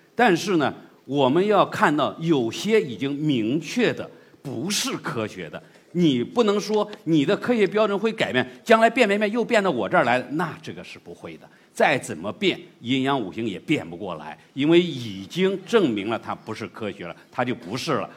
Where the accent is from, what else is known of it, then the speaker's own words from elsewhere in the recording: China; 我们中国人的东西